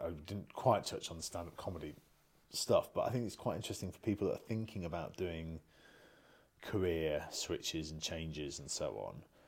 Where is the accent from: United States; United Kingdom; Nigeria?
United Kingdom; we're British